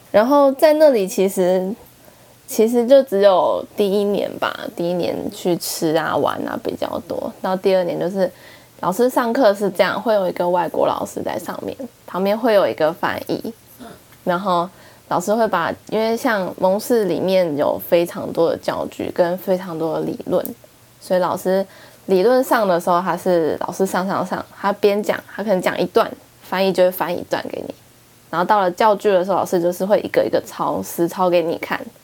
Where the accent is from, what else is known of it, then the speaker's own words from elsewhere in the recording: Taipei, Taiwan; 我是来自台湾、台北